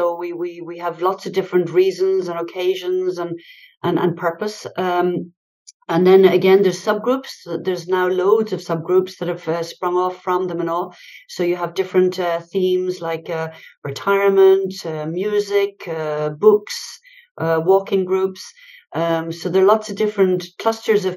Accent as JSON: {"language": "English", "country": "Ireland", "moved": "yes", "lives_now": "France", "said": "we are Irish women, that we are a bit different"}